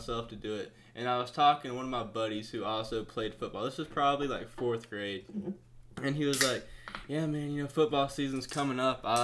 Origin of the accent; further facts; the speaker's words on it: Georgia, United States; we're all from Georgia